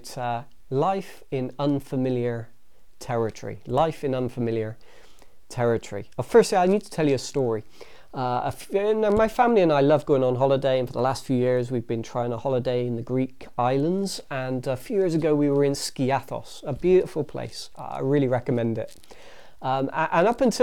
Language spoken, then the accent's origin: English; England, United Kingdom; we're English